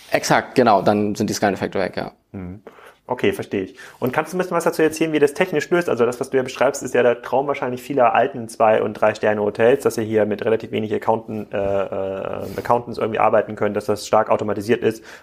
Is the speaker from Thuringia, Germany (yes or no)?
yes; Erfurt, Thuringia, Germany; Erfurt, meine alte Heimatstadt.